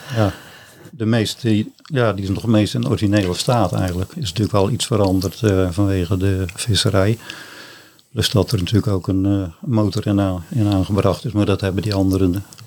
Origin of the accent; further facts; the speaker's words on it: Middelharnis, South Holland, Netherlands; also born or lived in Ouddorp; geboren en getogen in uh, Middelharnis